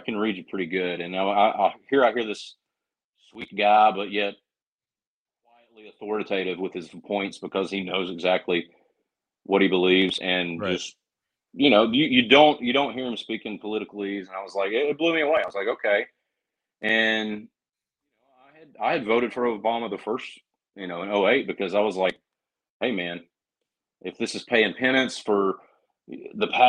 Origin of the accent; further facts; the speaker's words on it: North Carolina, United States; accent: Southern; moved away; also born or lived in St. Augustine, Florida / Tennessee; I grew up in North Carolina. I moved to St. Augustine, Florida